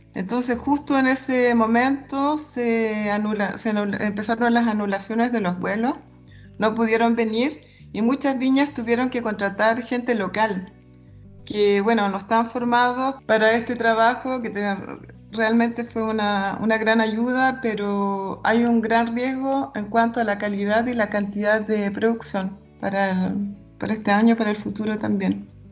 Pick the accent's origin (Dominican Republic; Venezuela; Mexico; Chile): Chile; Calama, Antofagasta; moved away as an adult; also born or lived in La Serena, Chile / San Pedro de Atacama, Chile / Spain; now in Switzerland; Soy nacida en Calama de familia minera